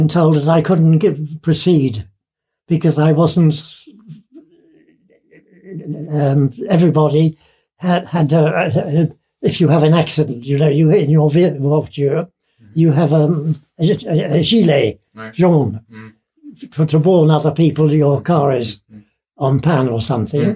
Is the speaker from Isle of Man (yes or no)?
yes; Isle of Man; now in France; In fact, I'm not English because I'm Manx. The Isle of Man.